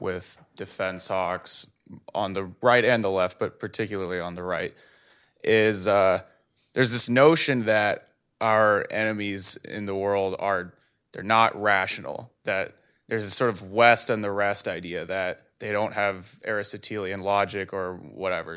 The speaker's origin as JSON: {"language": "English", "country": "Canada", "said": "I'm a Canadian medical student."}